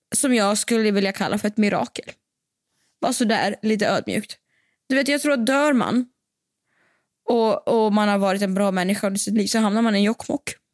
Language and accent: Swedish; Siberia, Russia; now in Sweden; jag är från Sibirien